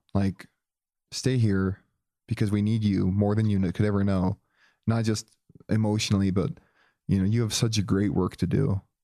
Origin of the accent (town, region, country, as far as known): Joplin, Missouri, United States; born or raised there